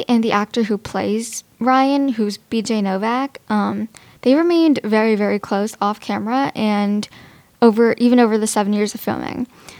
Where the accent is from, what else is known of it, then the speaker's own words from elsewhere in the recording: India; So for starters, I'm Indian, similarly to Kelly, and I also celebrate Diwali.